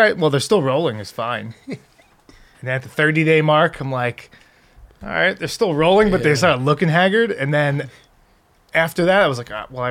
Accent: Long Island, New York, United States; moved away; I grew up in New York

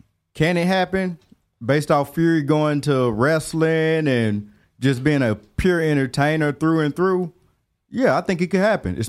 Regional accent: Decatur, Alabama, United States; I'm from Decatur, Alabama.

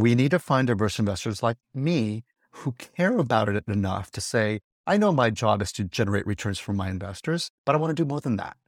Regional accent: California, United States; California, this, my home state

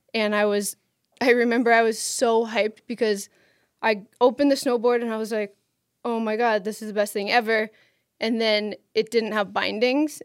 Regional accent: Maine, United States; moved away as an adult; also born or lived in Boulder; I grew up in Maine

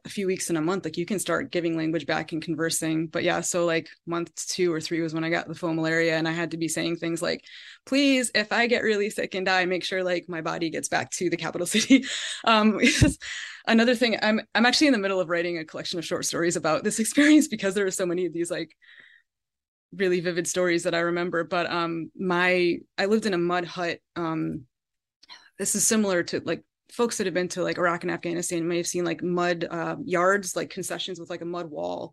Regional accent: Connecticut, United States; my upbringing in Connecticut and growing up in New England

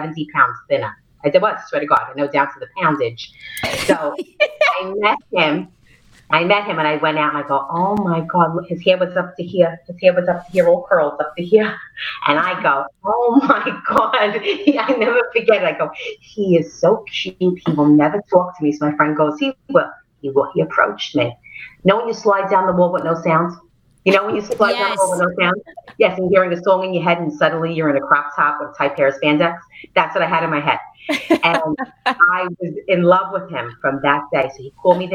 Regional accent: New York City, New York, United States; accent: Brooklyn; moved away as an adult; now in Staten Island, United States; I'm born and raised in Brooklyn, and now I live on Staten Island

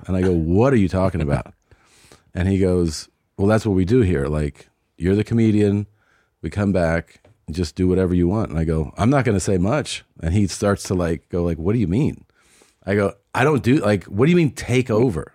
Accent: Cincinnati, Ohio, United States; moved away; I'm originally from Cincinnati

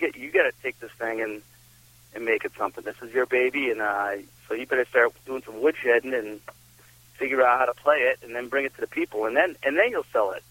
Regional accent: south of Boston, Massachusetts, United States; moved away as an adult; now in Vermont, United States; I grew up down in Massachusetts, down in um south of Boston.

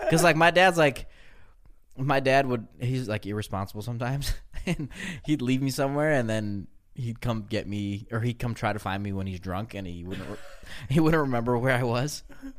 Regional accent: Belarus; born there; My mom told me that where I was born in Belarus

